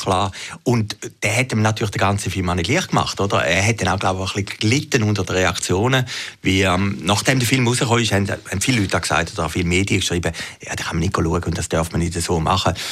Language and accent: German; Zürcher Weinland, Zurich, Switzerland; ich komme aus dem Zürcher Wieland